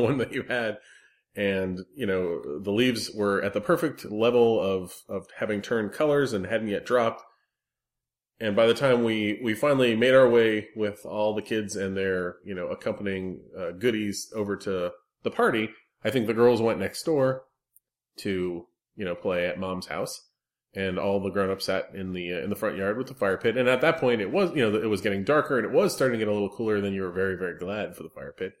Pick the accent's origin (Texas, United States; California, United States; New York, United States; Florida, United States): Florida, United States; South; I grew up entirely in Florida and South Florida